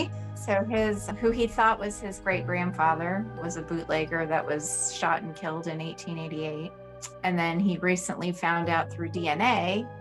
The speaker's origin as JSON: {"language": "English", "town": "Los Angeles", "region": "California", "country": "United States", "tie": "born or raised there", "moved": "as an adult", "lives_now": "Greenville, United States", "said": "I was born and raised in Los Angeles"}